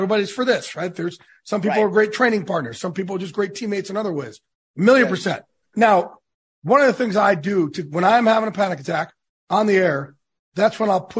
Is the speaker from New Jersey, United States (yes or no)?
yes; New Jersey, United States; also born or lived in New York; I curse because I'm from Jersey in New York.